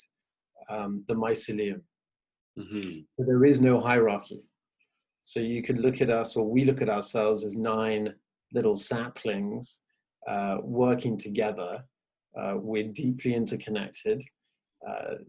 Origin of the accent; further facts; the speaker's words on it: England, United Kingdom; I'm Venezuelan American, but grew up in England